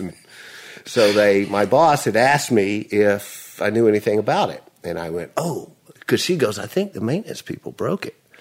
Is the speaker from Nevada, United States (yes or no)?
no; Nashville, Tennessee, United States; I was born in Vanderbilt Hospital, Nashville.